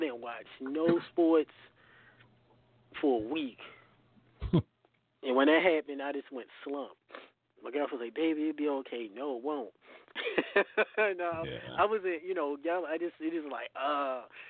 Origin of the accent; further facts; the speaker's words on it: Baltimore, Maryland, United States; I'm from Baltimore. I'm Terps.